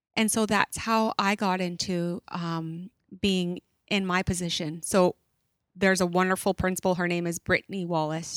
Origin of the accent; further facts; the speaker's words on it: Stó:lō, Fraser Valley, British Columbia, Canada; also born or lived in Chilliwack; I am Stallo from the Fraser Valley here. I live in Chilliwack